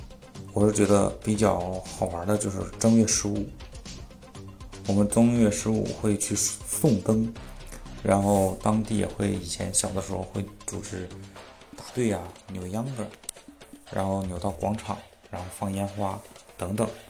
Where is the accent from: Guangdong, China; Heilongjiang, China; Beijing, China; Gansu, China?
Heilongjiang, China; Mudanjiang; 我的家乡是在黑龙江省牡丹江市。